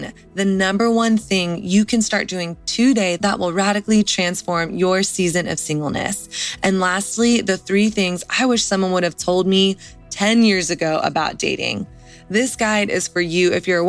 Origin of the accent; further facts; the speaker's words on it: the South, United States; I grew up in the South